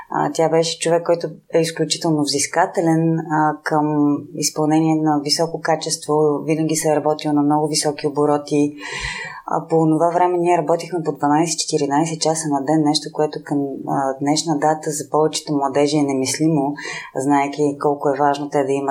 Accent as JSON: {"language": "Bulgarian", "town": "Sofia", "region": "Sofia City", "country": "Bulgaria", "also_born_or_lived": "Petrich / Vidin", "said": "съм родена в Петрич, живяла съм във Видин, а всъщност съм Софиянка."}